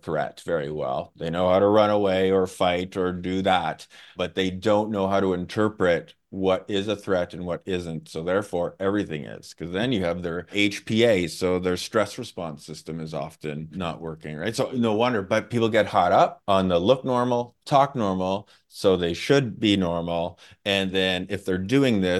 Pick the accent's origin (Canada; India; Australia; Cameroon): Canada; I'm from Canada